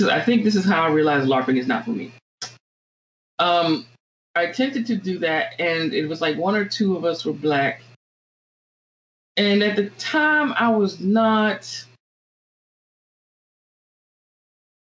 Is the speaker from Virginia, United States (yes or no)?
yes; Virginia, United States; moved away; also born or lived in Florida; I grew up in Virginia, and I went to school in Florida, and my undergraduate education was in Florida